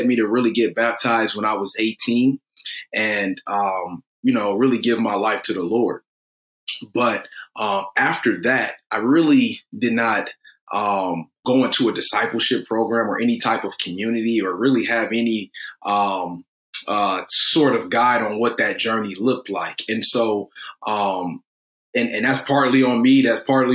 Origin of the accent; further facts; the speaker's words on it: Detroit, Michigan, United States; I'm from Detroit.